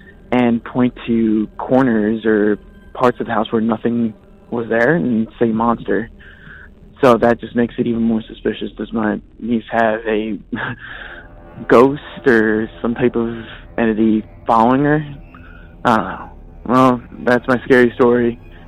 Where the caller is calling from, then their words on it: Redondo Beach, California, United States; I'm calling from Redondo Beach.